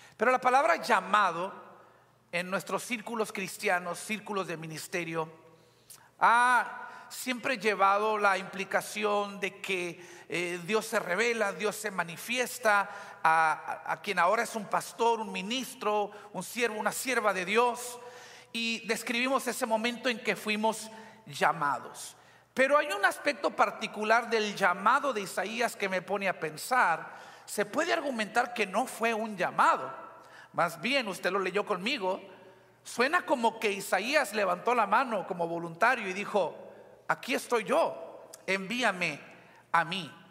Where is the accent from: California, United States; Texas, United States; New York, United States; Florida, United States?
Texas, United States; Weslaco; now in McAllen, United States; en la ciudad de Hueslaco, de donde soy originalmente